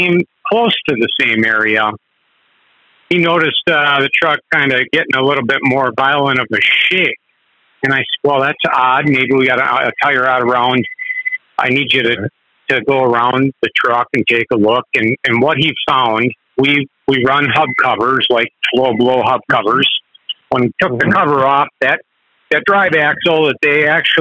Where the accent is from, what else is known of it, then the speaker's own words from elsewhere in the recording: Wisconsin, United States; I'm from Wisconsin